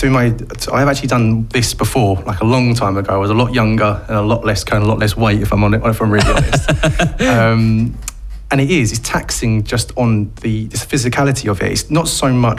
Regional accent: Billericay, East of England, United Kingdom; we're from Billericay ourselves

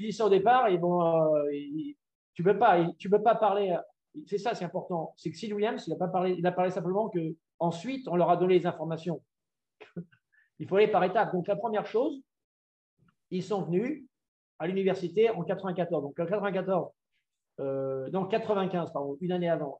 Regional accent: France; moved away as an adult; now in Atlanta, United States; j'étais quand même, en tant que Français, dans le modèle médical

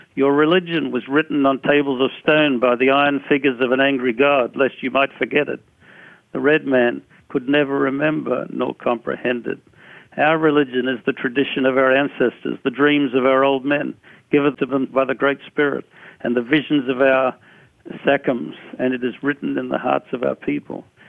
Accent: Australia; moved away; I came from Australia, where I grew up

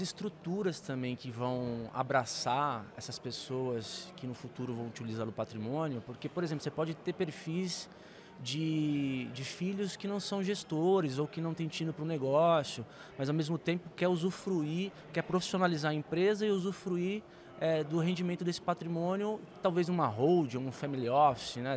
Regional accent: Santos, São Paulo, Brazil; eu já nasci em Santos, aqui em São Paulo

